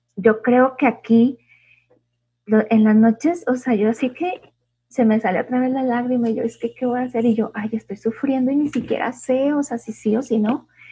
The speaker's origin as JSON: {"language": "Spanish", "region": "Chihuahua", "country": "Mexico", "said": "Yo también soy de Chihuahua"}